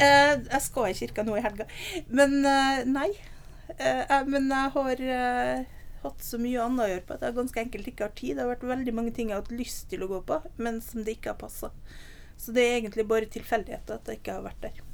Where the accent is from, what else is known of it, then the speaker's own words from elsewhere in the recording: Nordvestlandet, Norway; moved away; also born or lived in Oslo; Jeg er oppvokst på Nordvestlandet.